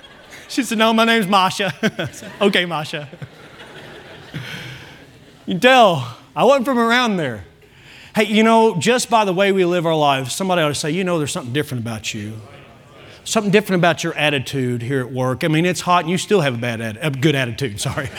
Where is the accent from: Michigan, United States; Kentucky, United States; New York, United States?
Kentucky, United States; accent: Kentucky; Now, I've kind of camouflaged even my Kentucky accent, but every now and then it'll come out and you'll tell that I'm not even from here.